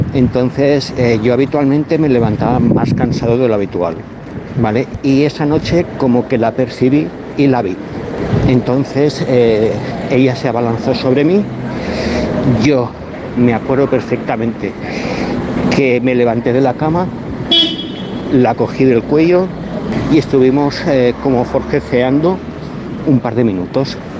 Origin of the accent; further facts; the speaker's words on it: San Cristóbal del Vallés, Catalonia, Spain; soy de San Cristóbal del Vallés